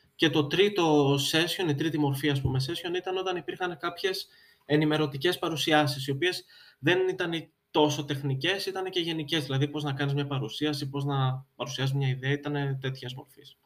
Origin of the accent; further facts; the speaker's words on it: Greece; είμαι Έλληνας